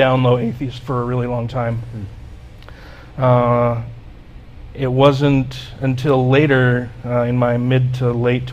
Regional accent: Utah, United States; also born or lived in Wyoming; I was born and raised here in Utah, lived here almost my entire life

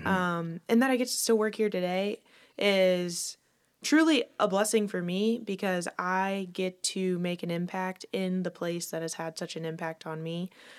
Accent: Lakeland, Florida, United States; I am as homegrown as it gets, yes. I am born and raised in Lakeland

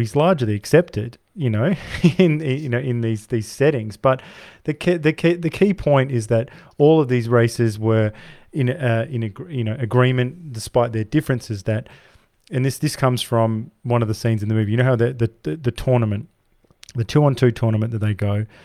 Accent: Perth, Western Australia, Australia; I come from Perth, the most isolated city in the world.

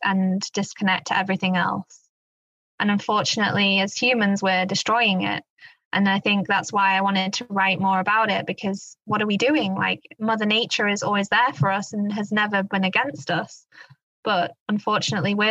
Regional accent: England, United Kingdom; now in Black Forest, Germany; I was brought up in England, but my grandparents lived in the Black Forest, where I now live

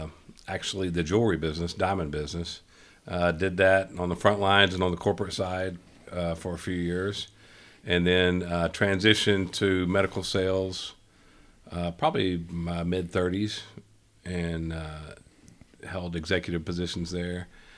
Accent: Little Rock, Arkansas, United States; also born or lived in Dallas; So I'm born and raised in Little Rock, Arkansas. And right now I work for a medical company here in Little Rock.

